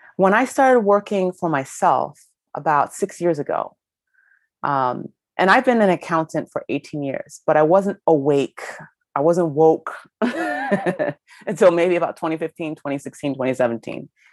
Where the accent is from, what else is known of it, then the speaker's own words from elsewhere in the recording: Ohio, United States; I grew up in Ohio